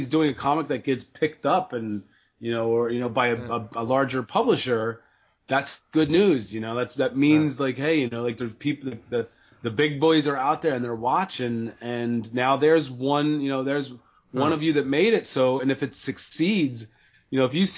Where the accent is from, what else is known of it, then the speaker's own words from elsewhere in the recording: Philadelphia, Pennsylvania, United States; moved away as an adult; now in Boston, United States; I grew up in Northeast Philly